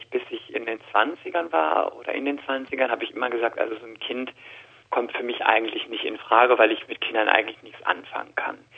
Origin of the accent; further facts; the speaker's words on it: Rhineland-Palatinate, Germany; accent: Palatine; ich bin eine Christin, ich komme aus der Palz